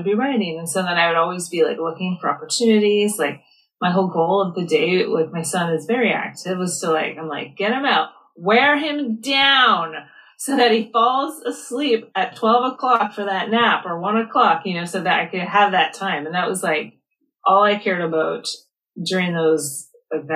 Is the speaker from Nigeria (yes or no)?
no; Canada; I'm from Canada